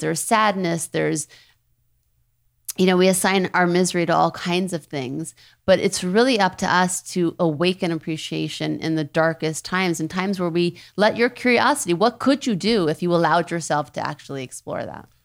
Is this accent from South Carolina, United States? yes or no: no; New Orleans, Louisiana, United States; moved away; also born or lived in Thibodaux, Louisiana; I was raised in New Orleans, born in Thibodeau.